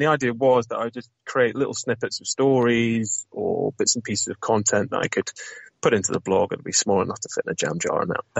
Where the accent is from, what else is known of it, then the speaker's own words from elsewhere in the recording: North West England, United Kingdom; And the bagging part is a little nod to my northern roots. So I'm from Lancashire originally, although I definitely don't sound it.